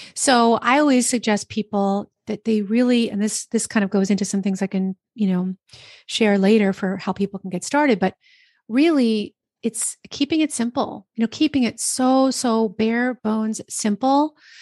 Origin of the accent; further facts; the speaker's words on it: New Jersey, United States; I'm from New Jersey